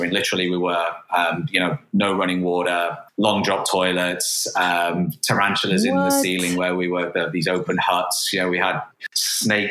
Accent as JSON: {"language": "English", "town": "Manchester", "region": "North West England", "country": "United Kingdom", "tie": "born or raised there", "also_born_or_lived": "Cambridge / London / Madrid", "moved": "as an adult", "said": "I am originally from Manchester, born and raised."}